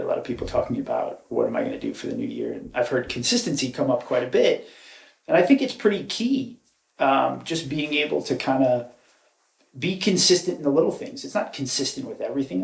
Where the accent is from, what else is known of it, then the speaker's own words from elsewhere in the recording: Raleigh, North Carolina, United States; also born or lived in New York; born and raised in New York, moved to North Carolina by 11. Uh, that's really my home is North Carolina. I love it there. Um, grew up sort of in the Cary Raleigh area